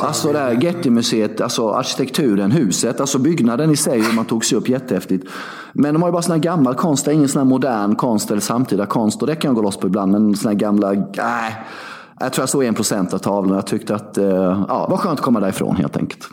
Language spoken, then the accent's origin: Swedish; Värnamo, Jönköping County, Sweden; 6 mil från Värnamo där jag är uppvuxen och bodde då